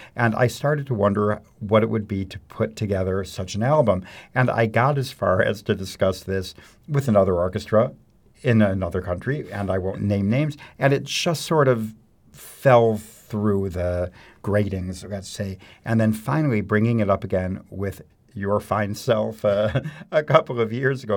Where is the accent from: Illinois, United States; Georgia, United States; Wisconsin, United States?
Illinois, United States; Mount Prospect; moved away as an adult; also born or lived in Baltimore / New York / Paris; I grew up in the Chicago suburbs in Mount Prospect